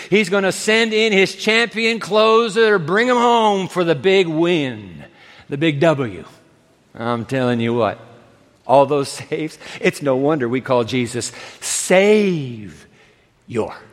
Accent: Japan; I grew up in Japan, and my dad grew up in New York City.

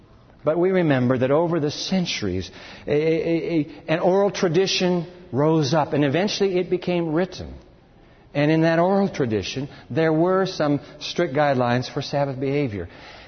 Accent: Japan; I climbed Mount Fuji when I was a kid and growing up in Japan.

